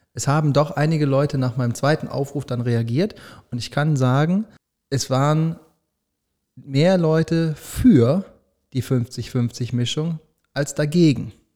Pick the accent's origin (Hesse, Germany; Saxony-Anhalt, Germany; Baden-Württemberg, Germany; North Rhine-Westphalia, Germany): North Rhine-Westphalia, Germany; Düsseldorf; Als Düsseldorfer sage ich